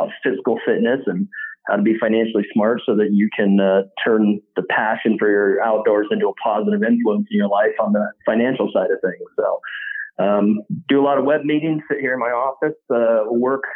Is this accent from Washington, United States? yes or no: yes; Eastern Washington State, United States; I grew up in Eastern Washington State.